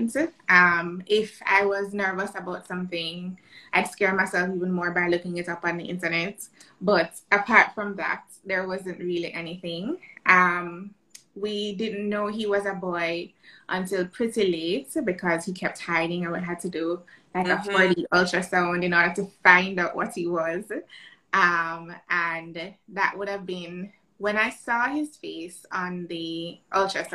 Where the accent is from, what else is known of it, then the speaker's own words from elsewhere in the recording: Jamaica; I am Jamaican, living in Jamaica.